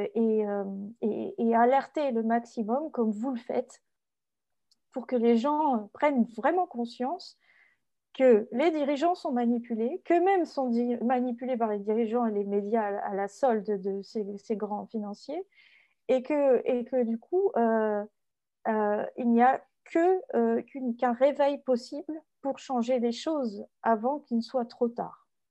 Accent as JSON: {"language": "French", "country": "France", "said": "en tant que Français"}